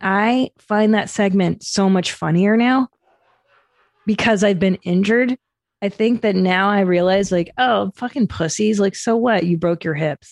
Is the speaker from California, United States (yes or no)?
yes; Los Angeles, California, United States; I grew up in the San Fernando Valley